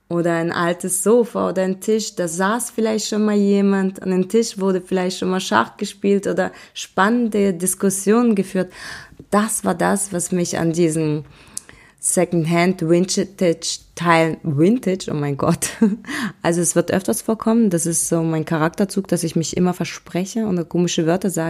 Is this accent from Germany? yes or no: no; Russia; born there; bin geboren in Russland an einem wunderschönen Baikalsee, ein mystischer Ort.